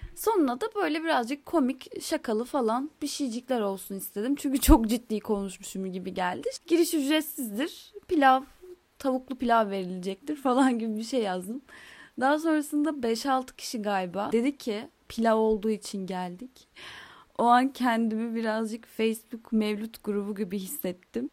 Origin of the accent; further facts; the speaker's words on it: Istanbul, Turkey; also born or lived in Izmir; ben İstanbul'da doğdum. Daha sonra biz İstanbul'dan İzmir'e taşındık.